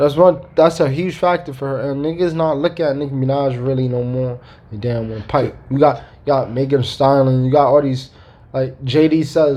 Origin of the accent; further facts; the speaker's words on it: New York, United States; I'm talking from New York, right?